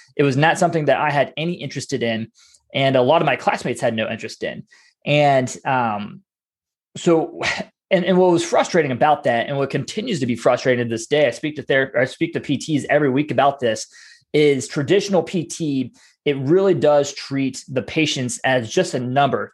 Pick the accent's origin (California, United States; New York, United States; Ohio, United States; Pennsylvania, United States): Ohio, United States; I'm raised in a small town up in Ohio